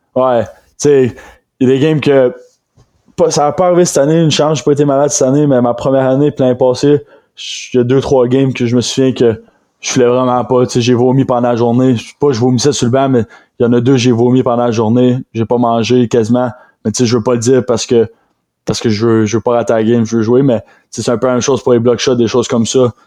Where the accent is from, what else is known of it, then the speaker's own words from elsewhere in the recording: Rimouski, Quebec, Canada; je viens de Rimouski